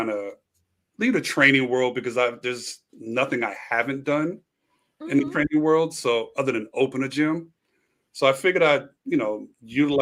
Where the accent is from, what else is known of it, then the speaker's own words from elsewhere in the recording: New York City, New York, United States; moved away as an adult; also born or lived in Philadelphia / Washington D.C. area; now in Los Angeles, United States; moved from New York to LA, originally from Brooklyn. Spent a lot of time in the area. Yeah, from Bed-Stuy